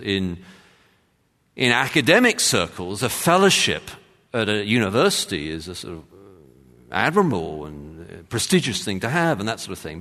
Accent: London, United Kingdom; I'm from London

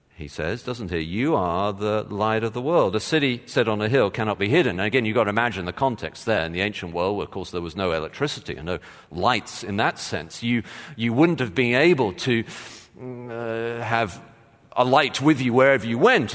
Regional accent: England, United Kingdom; moved away; I did play, um, soccer growing up, of course, as just about every Englishman has

